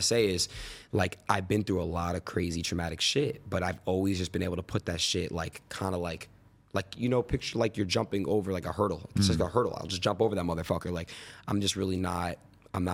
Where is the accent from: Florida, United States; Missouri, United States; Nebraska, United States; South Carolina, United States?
Florida, United States; born there; also born or lived in New York / California; I was born in Florida, moved to New York, moved to Cali, moved back to New York, moved back to Cali.